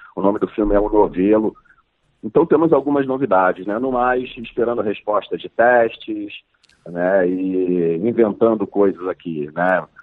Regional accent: Brazil; representar o meu país é, mundo afora, né, como, como brasileiro, como ator brasileiro

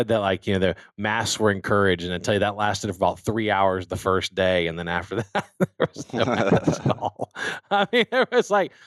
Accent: South Louisiana, United States; I'm from South Louisiana

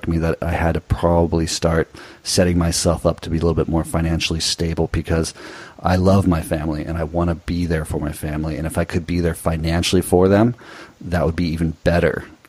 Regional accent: Newport Beach, California, United States; moved away as an adult; I grew up in Newport Beach, Southern California

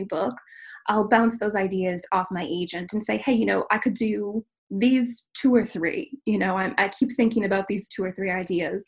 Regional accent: Minnesota, United States; I was born and raised in Minnesota. I am raising my family now in Minnesota and am really a Midwesterner at heart.

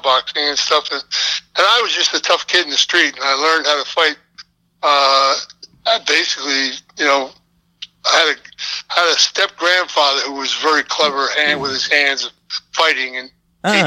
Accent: Philadelphia, Pennsylvania, United States; I was raised up in Philadelphia in a local neighborhood, and we never locked our front doors.

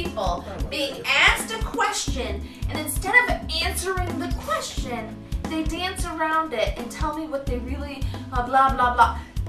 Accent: Michigan, United States; We're from Michigan.

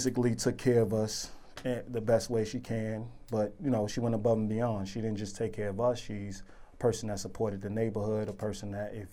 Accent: New York City, New York, United States; I'm from Spanish Harlem. I was raised in Taft Projects

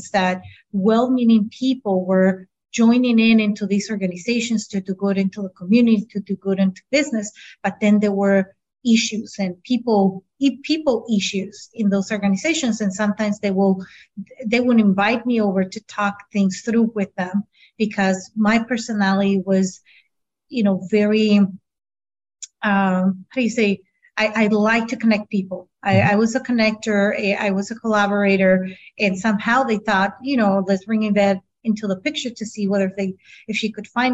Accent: San Diego, California, United States; first language Spanish; English is a second language; also born or lived in Tijuana, Mexico; I had the beautiful opportunity to be born in San Diego, but at the same time be able to live in both sides of the border.

